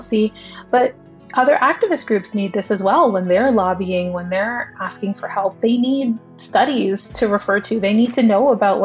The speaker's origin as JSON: {"language": "English", "town": "Toronto", "region": "Ontario", "country": "Canada", "said": "I'm from Toronto"}